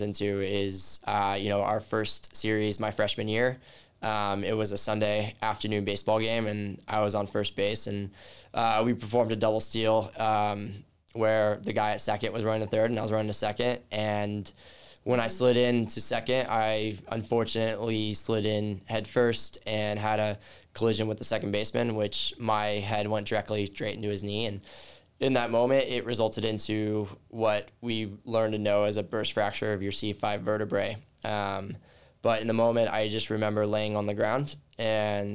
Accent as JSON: {"language": "English", "region": "Southern California", "country": "United States", "tie": "born or raised there", "moved": "yes", "said": "Born and raised in Southern California and grew up a baseball player my entire life"}